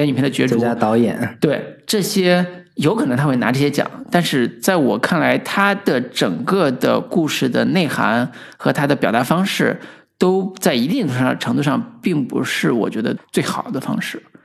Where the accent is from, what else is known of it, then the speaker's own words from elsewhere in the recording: Henan, China; 我们河南方言这个本土环境里边儿